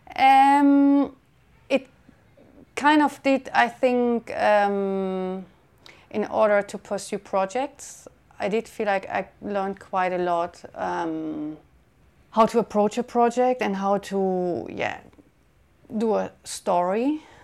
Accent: Germany; moved away as an adult; also born or lived in San Francisco, United States; now in London, United Kingdom; I was born in Germany and I'm living now in London for seven years.

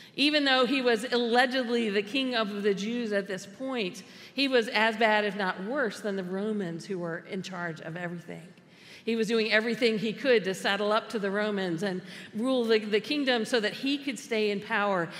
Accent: United States; we, as American Christians, have often become insiders

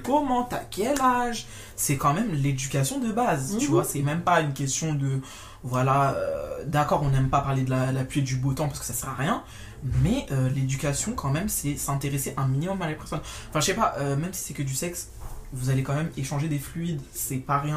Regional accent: France; en grandissant, en France, en métropole

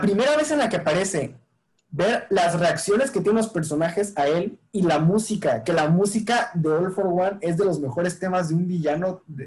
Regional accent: Mexico

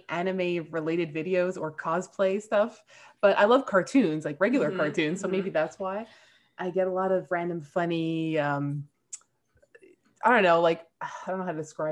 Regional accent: Montreal, Quebec, Canada; I'm from Canada. I'm from Montreal

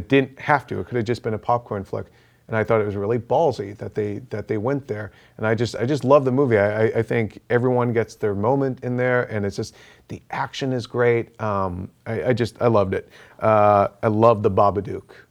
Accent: Boston, Massachusetts, United States; my hometown boys

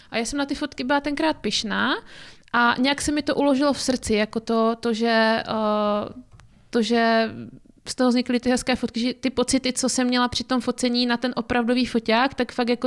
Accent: Zlín, Zlín Region, Czechia; now in Opava, Czechia; No, tak já pocházím ze Zlína, a můžu říct, že od té doby, co bydlím v Opavě, tak eh, to fakt hrdě říkám, že pocházím ze Zlína

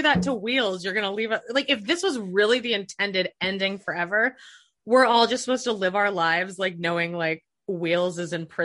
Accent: Canada; I'm from Canada and I grew up on Degrassi

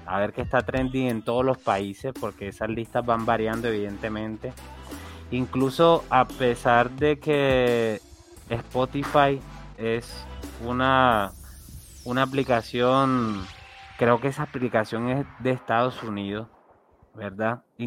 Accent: Colombia; Yo soy un colombiano

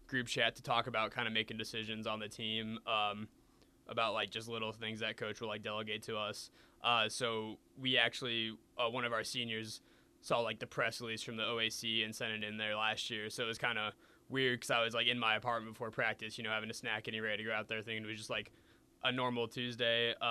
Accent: Fishers, Indiana, United States; I'm from Fishers, Indiana. So for those people that don't know, that's a suburb northeast of Indianapolis

